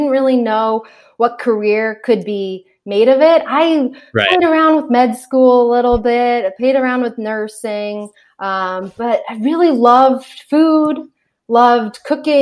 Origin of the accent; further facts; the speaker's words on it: Springfield, Massachusetts, United States; I'm from the Springfield, Massachusetts area